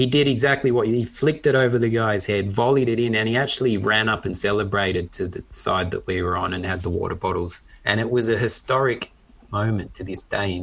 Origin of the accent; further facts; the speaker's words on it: Australia; having grown up in Australia and sort of at school being teased for being a Pom, even though I'd grown up in Australia